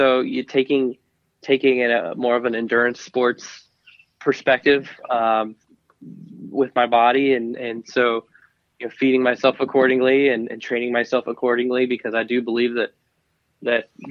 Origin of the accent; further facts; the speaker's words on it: Cedar Rapids, Iowa, United States; I grew up in Iowa, and, you know, Iowa is a great state for motorsports